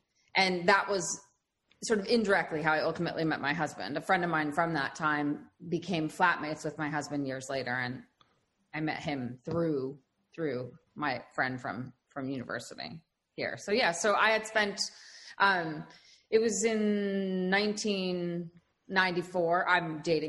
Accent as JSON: {"language": "English", "town": "Los Angeles", "region": "California", "country": "United States", "tie": "born or raised there", "also_born_or_lived": "New York City", "moved": "as an adult", "lives_now": "London, United Kingdom", "said": "Well, I grew up in Los Angeles, and then I lived in New York City for like 10 years or so. And then I moved back to Los Angeles with my husband, who's English."}